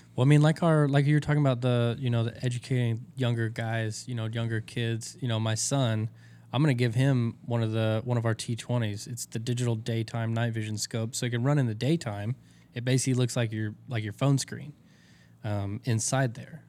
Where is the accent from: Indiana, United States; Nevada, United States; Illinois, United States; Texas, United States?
Texas, United States; I'm from Texas